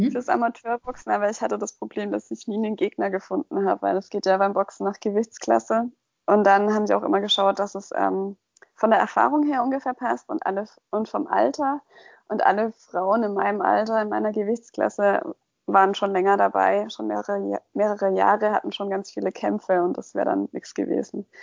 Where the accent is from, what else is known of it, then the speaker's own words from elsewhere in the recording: Kitzingen, Bavaria, Germany; als ich wieder zurück in meine Heimat gezogen bin nach Kitzingen